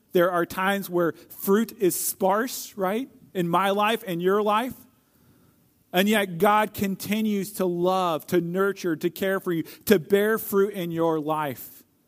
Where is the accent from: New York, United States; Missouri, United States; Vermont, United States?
Missouri, United States; St. Louis; I grew up in Saint Louis